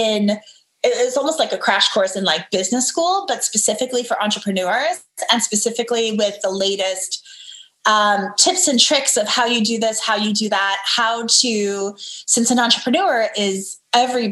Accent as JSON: {"language": "English", "town": "Dallas", "region": "Texas", "country": "United States", "tie": "born or raised there", "also_born_or_lived": "Murano, Italy / Seville, Spain / Washington, D.C. / North Carolina", "lives_now": "Dallas, United States", "said": "I grew up in the South, in the States, right? I grew up in Texas"}